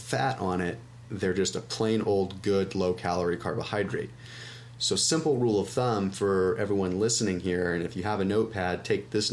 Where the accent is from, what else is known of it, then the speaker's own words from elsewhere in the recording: Sonoma, California, United States; I'm from Sonoma